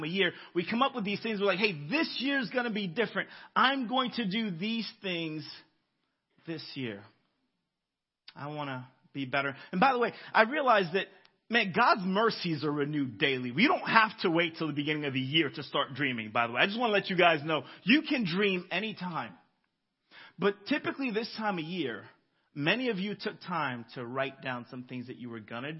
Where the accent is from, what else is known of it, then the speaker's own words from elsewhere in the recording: Florida, United States; I'm from Florida